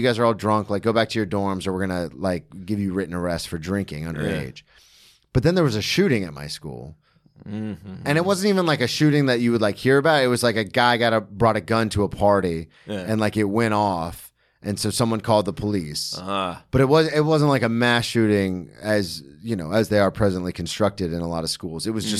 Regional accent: Florida, United States; I'm from Florida

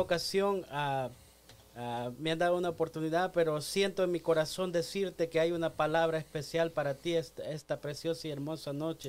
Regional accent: El Salvador; yo soy del Salvador

